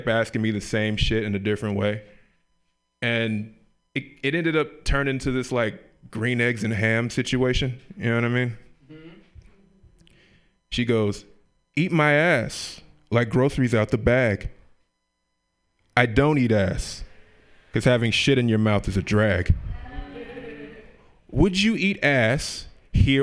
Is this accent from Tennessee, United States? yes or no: yes; Memphis, Tennessee, United States; moved away; I grew up in Memphis, Tennessee, the Bible Belt